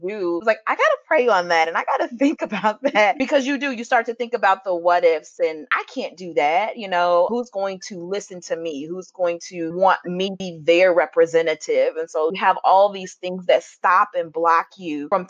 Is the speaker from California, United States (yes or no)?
no; Cleveland, Ohio, United States; also born or lived in Illinois; now in Normal, United States; I was born and raised in Cleveland, Ohio, and now I live in Illinois